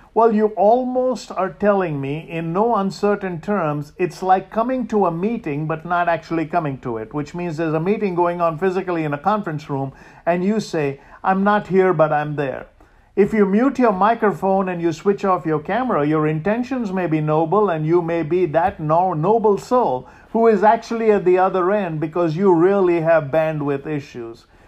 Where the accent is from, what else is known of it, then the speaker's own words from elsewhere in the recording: India; moved away; I grew up in India